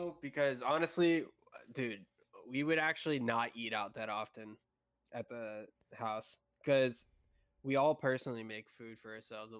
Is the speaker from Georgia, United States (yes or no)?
no; Florida, United States; I want to get the fuck out of Florida. Yeah. I've been here all my life.